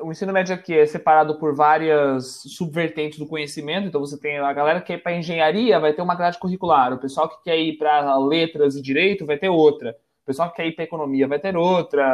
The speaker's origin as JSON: {"language": "Portuguese", "region": "São Paulo", "country": "Brazil", "tie": "born or raised there", "moved": "yes", "lives_now": "Porto, Portugal", "said": "eu moro na cidade do Porto, em Portugal, eu nasci em São Paulo"}